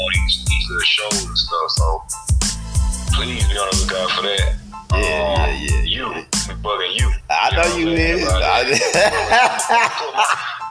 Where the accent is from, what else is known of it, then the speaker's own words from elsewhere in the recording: Pensacola, Florida, United States; now in Atlanta, United States; I'm originally from Florida